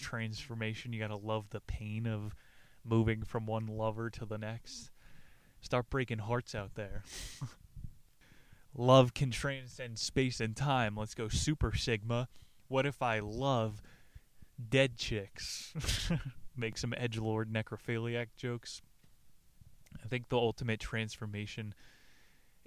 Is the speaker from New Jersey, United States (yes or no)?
yes; New Jersey, United States; I'm from New Jersey